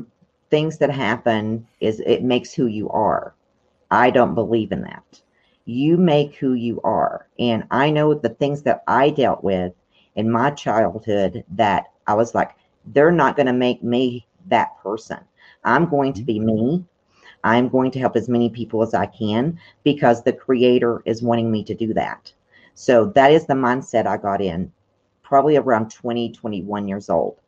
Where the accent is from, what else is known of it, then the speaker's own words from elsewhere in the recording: Tennessee, United States; Well, basically, I have a lot of dark memories from Tennessee. And basically because it's in the Bible Belt, first of all. And the people that were raising me, they felt like I had a devil in me.